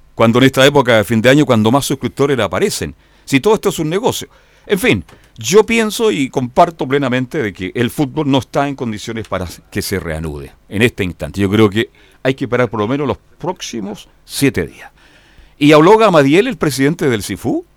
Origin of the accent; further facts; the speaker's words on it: Chile; Somos chilenos